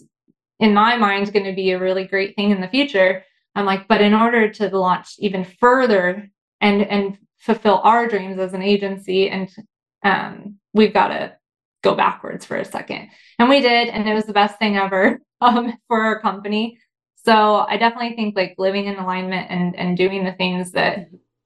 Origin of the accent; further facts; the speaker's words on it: Indiana, United States; growing up in Indiana, it's not like the coolest place in the world.